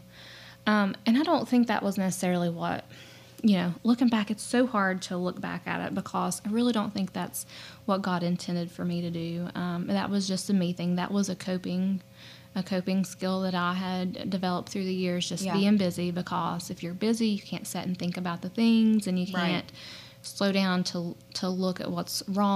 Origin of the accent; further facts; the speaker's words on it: Logan County, West Virginia, United States; also born or lived in Lincoln County, West Virginia; I'm from Logan County originally. So we actually met at the church camp in Salt Rock that we grew up